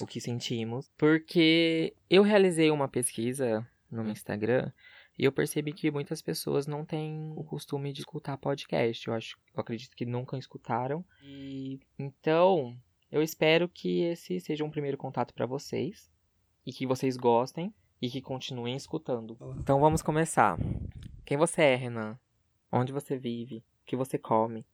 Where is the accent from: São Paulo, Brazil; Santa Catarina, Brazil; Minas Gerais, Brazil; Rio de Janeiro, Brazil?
São Paulo, Brazil; Barretos; moved away as an adult; now in São José do Rio Preto, Brazil; eu sou de Barretos terra do peão, e moro em Rio Preto já faz um bom tempo.